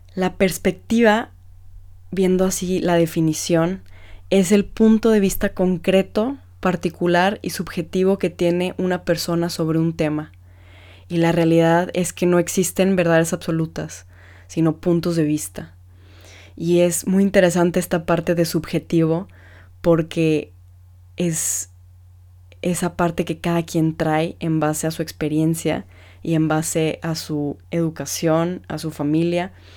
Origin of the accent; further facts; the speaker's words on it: Mexico; como mexicanos somos muy apasionados en todo lo que hacemos